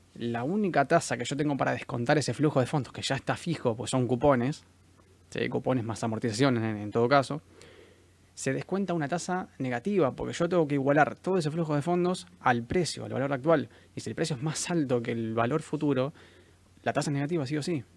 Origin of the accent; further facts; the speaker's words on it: Argentina; Estamos acostumbrados como, como argentinos a ganar en pesos